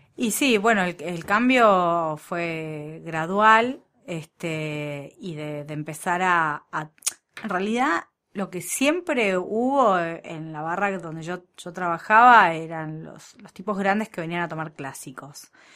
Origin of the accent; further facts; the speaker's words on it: Argentina; los argentinos cuando no tenemos recursos nos ponemos creativos